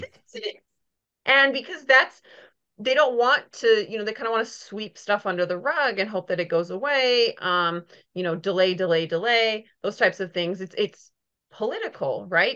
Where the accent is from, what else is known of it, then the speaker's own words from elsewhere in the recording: Minnesota, United States; moved away; also born or lived in Missouri; I grew up in Minnesota